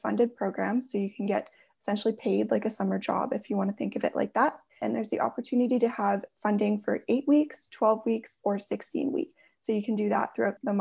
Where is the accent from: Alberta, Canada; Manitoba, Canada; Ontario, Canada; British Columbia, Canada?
Alberta, Canada; Airdrie; I grew up just outside of Calgary, so in the smaller area of Airdrie